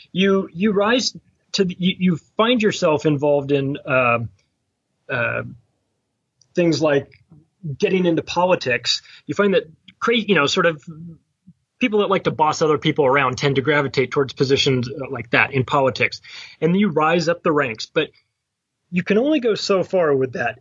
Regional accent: United States; I am an American

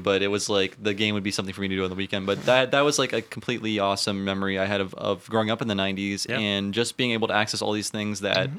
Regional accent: Ohio, United States; born or raised there

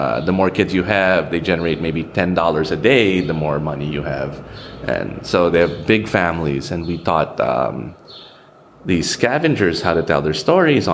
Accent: Philippines; from the Philippines

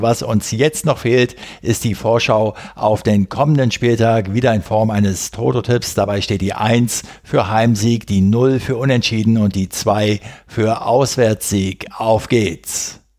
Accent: Berlin, Germany; als Berliner

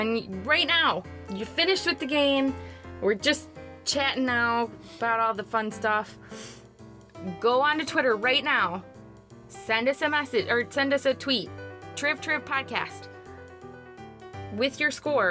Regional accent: United States; us Americans

